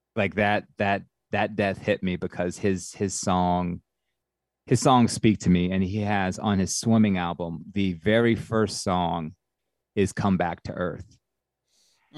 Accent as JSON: {"language": "English", "town": "Atlanta", "region": "Georgia", "country": "United States", "also_born_or_lived": "Clemson", "said": "I'm from Atlanta"}